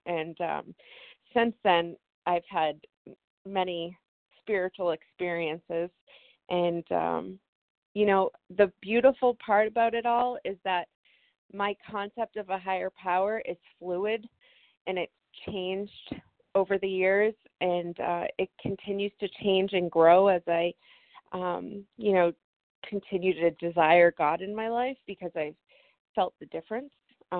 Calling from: New Hampshire, United States; I'm in here from New Hampshire, and I really just wanted to share, this is my first 2 weeks in this phone meeting

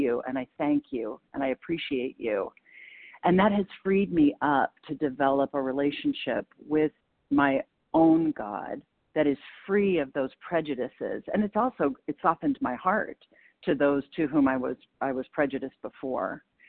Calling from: Maine, United States; compulsive overeater, calling from Maine.

